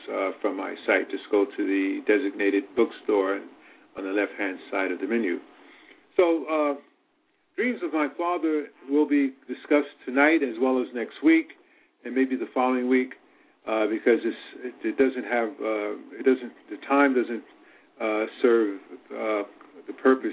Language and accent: English; New York City, New York, United States; also born or lived in Petersburg, Virginia; I was born in Petersburg, Virginia, but I had my early childhood experience living in New York City